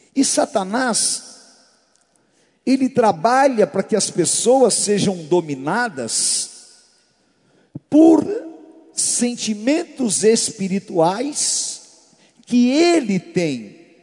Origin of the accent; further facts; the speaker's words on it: Brazil; Nós, como brasileiros, nós temos uma mixigenação muito grande